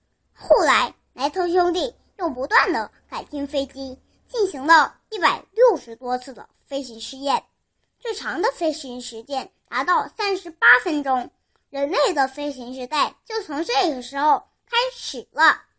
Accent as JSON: {"language": "Chinese", "town": "Sanya", "region": "Hainan", "country": "China", "said": "今年六岁了，我来自海南三亚。"}